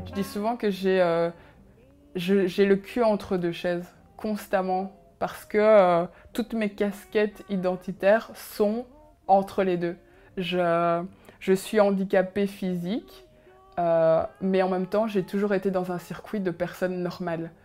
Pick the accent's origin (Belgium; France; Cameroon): Belgium; first language Kinyarwanda; French is a second language; also born or lived in Congo / Rwanda; je suis arrivée en Belgique suite au génocide, puisqu'il a, y a eu le génocide au Rwanda, et euh, pour euh, se sauver, il a fallu arriver en Belgique